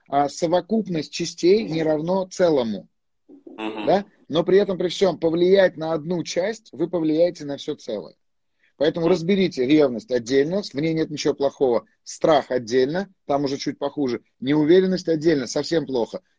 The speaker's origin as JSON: {"language": "Russian", "country": "Armenia", "said": "Ну, естественно, я армянин, куда же мне деваться?"}